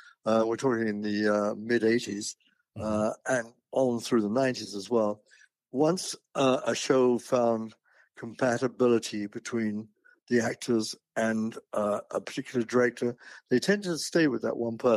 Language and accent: English; United Kingdom; moved away as an adult; now in United States; I'm British. And I was working for the BBC in England